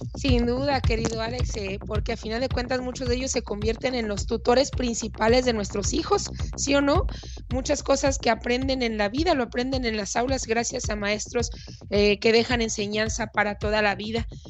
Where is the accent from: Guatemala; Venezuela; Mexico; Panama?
Mexico